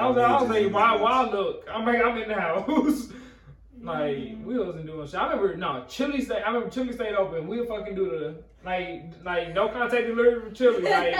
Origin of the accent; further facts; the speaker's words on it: Midwest, United States; moved away; I'm from the Midwest, though. Like, we know not to do that shit because we deal with cold every year.